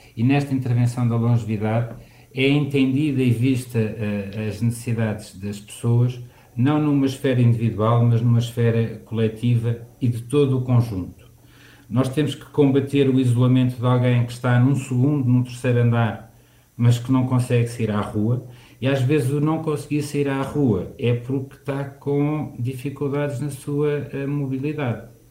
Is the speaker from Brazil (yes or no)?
no; Lisbon, Portugal; eu tive a recordar e vivenciar outra vez o sítio onde passei a minha infância e onde cresci. Eh, e algumas das histórias que estão aqui retratadas do Centro Histórico